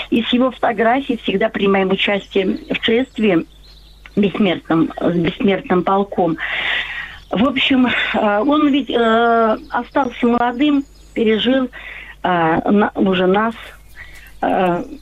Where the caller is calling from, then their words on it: Tambov, Tambov Oblast, Russia; Я звоню вам из Тамбова.